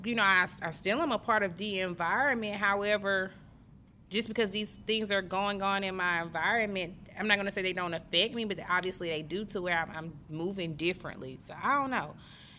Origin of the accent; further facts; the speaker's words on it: Greenwood, United States; I'm from Greenwood.